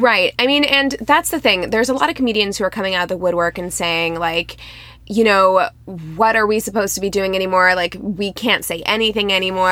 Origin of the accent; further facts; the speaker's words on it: Midwest, United States; I'm from the Midwest